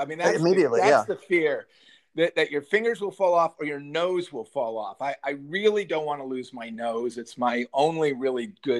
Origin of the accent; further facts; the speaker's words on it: Northern Illinois, United States; also born or lived in Southern California; now in Manhattan, United States; I was born and raised in Northern Illinois